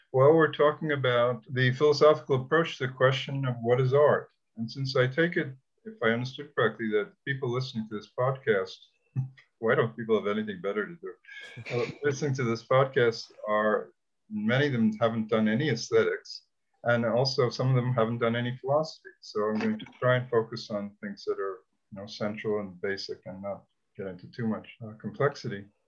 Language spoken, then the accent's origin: English; New York City, New York, United States; I'm from Brooklyn